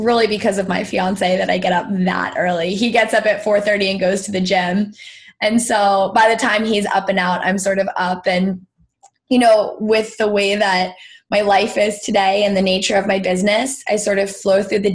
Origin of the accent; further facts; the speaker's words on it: Greenwich, Connecticut, United States; I was born and raised in Greenwich, Connecticut.